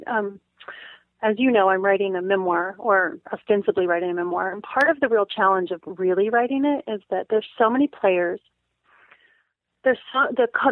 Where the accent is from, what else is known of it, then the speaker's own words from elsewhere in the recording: Barstow, California, United States; also born or lived in Roswell, New Mexico; I was born in Roswell, New Mexico. We moved immediately to Barstow, California.